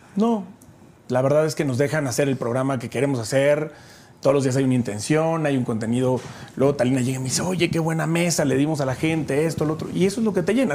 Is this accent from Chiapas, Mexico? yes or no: yes; Chiapas, Mexico; yo soy de Chiapas